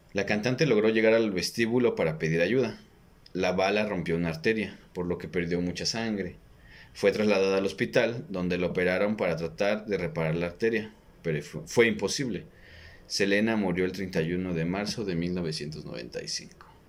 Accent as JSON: {"language": "Spanish", "country": "Mexico", "said": "en vez de que nos enfoquen como cultura mexicana"}